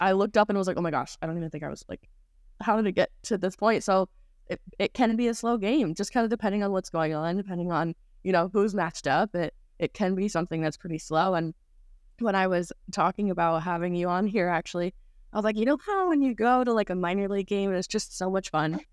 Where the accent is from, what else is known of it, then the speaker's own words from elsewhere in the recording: Saugerties, New York, United States; we are both from Sauberties, New York